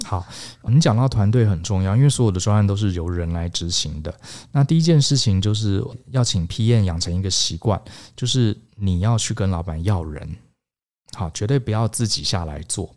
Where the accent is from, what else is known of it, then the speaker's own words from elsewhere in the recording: Taiwan; 我们台湾人